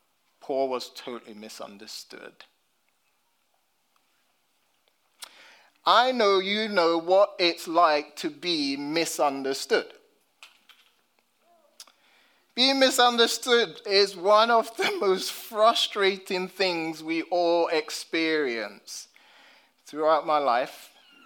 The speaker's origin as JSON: {"language": "English", "region": "London", "country": "United Kingdom", "tie": "born or raised there", "said": "as a black British man, growing up in London"}